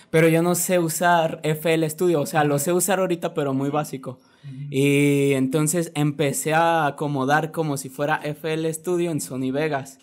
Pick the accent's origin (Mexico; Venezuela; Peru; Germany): Mexico; Guadalajara, Jalisco; soy un rapero de Guadalajara